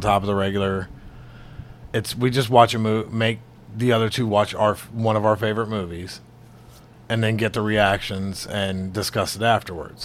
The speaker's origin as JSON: {"language": "English", "region": "Alabama", "country": "United States", "said": "I'm from Alabama"}